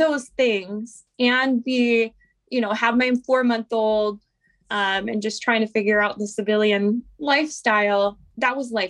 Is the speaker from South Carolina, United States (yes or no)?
no; Fort Bragg, North Carolina, United States; born there; I am from a family with a long lineage of veterans. And so, you know, I'm an Army brat. I was born in Fort Bragg.